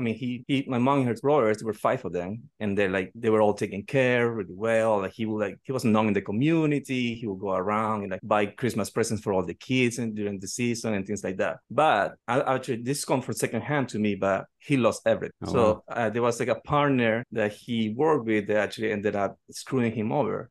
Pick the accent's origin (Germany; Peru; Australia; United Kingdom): Peru; English is a second language; also born or lived in New Jersey; now in Puerto Rico; I'm actually originally from Peru. I'm the youngest of five people, raised by a single mother in Peru.